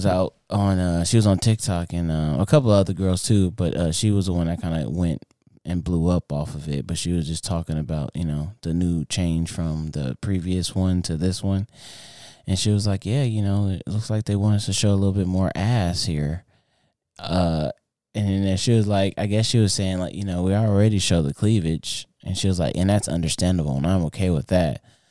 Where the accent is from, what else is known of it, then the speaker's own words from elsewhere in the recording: North Carolina, United States; I'm from North Carolina, you know what I'm saying?